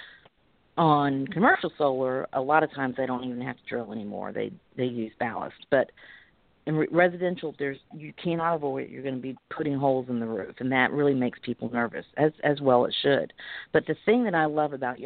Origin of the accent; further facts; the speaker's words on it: Alabama, United States; I'm from Alabama